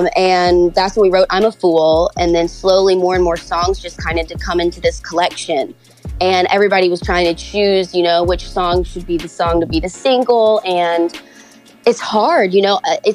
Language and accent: English; Memphis, Tennessee, United States; I'm from Memphis, so I played there for a long time.